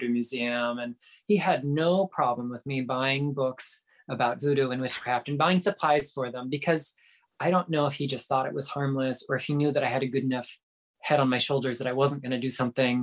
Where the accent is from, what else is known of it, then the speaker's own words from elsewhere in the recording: South Florida, United States; moved away as an adult; I grew up in South Florida, like right along the St. Lucie River